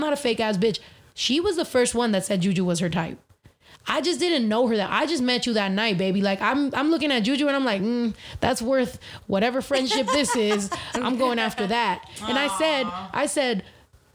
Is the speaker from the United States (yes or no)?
yes; California, United States; I'm from Cali